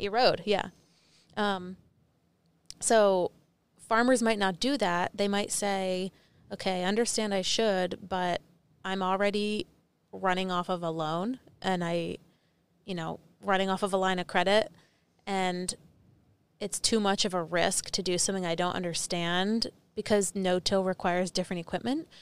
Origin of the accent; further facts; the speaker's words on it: New Jersey, United States; I was from New Jersey